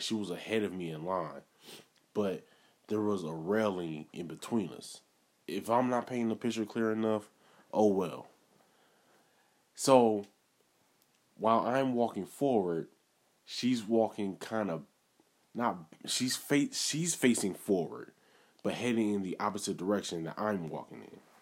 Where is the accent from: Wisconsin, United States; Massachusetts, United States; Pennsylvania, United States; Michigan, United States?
Wisconsin, United States; Milwaukee; I'm originally from Milwaukee